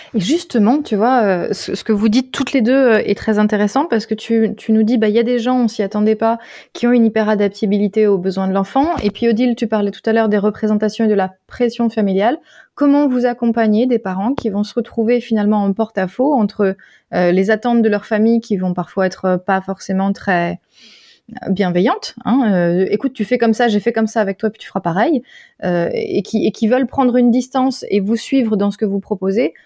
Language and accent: French; Alsace, Grand Est, France; revenant en Alsace, c'était bah, ma famille